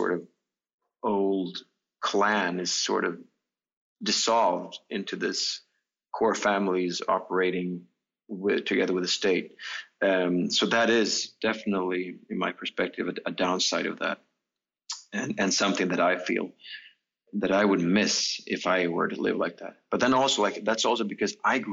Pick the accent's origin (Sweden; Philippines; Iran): Sweden; Stockholm, Stockholm County; the apartment houses I grew up in Stockholm